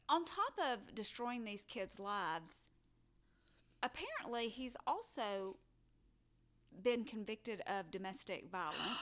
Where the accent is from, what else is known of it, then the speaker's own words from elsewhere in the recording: Alabama, United States; I was born in Alabama.